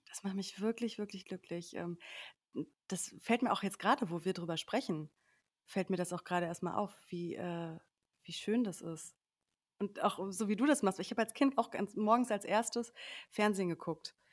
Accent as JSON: {"language": "German", "area": "Sauerland", "region": "North Rhine-Westphalia", "country": "Germany", "tie": "born or raised there", "also_born_or_lived": "Cologne", "moved": "as an adult", "lives_now": "Berlin, Germany", "said": "ursprünglich bin ich aufgewachsen im Sauerland"}